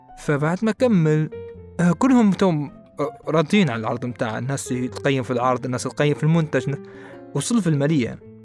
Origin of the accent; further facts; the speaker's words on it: Libya; احنا ليبيين